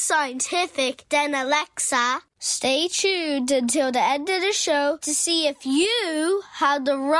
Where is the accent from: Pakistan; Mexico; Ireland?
Ireland; Dublin, Leinster; I'm 7 years old, and I'm from Dublin.